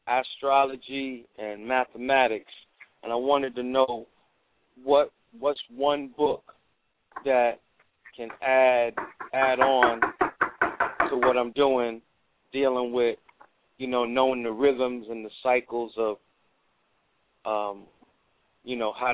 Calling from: Fort Lauderdale, Florida, United States; I'm calling from Florida, Fort Lauderdale.

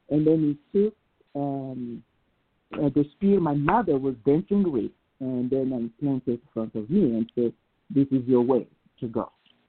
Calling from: Salt Lake City, Utah, United States; I'm calling you from Salt Lake City, Utah.

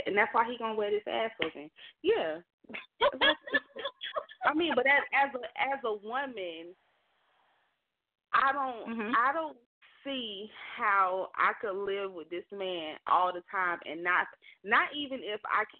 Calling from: Alabama, United States; Hello, this is … calling from Alabama.

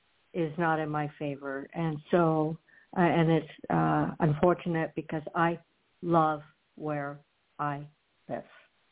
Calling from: Florida, United States; I'm calling from Florida.

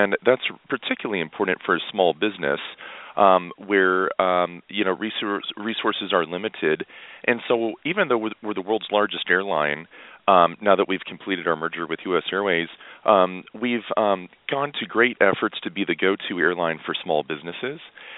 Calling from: Fort Worth, Texas, United States; Just south of Dallas-Fort Worth International Airport in Fort Worth, Texas.

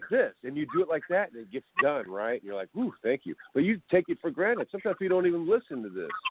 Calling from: California, United States; Uh, this is California, Cali, Cali, Cali.

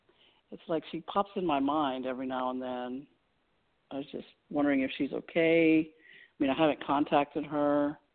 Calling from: Austin, Texas, United States; And I'm calling from Texas.

